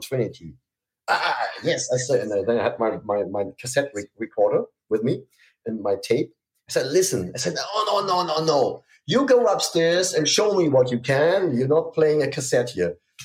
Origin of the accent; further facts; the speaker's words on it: Hamburg, Germany; I went with my scooter from from my hometown to into the middle of Hamburg, Hamburg City